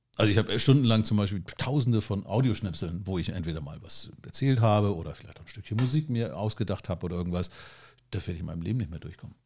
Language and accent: German; Germany; für uns vielleicht als Deutsche